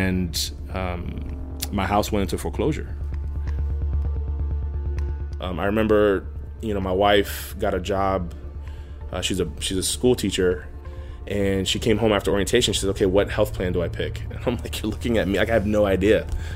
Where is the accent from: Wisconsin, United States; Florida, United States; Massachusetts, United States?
Florida, United States; Miami; born or raised there; also born or lived in Brooklyn, New York; now in Homestead, United States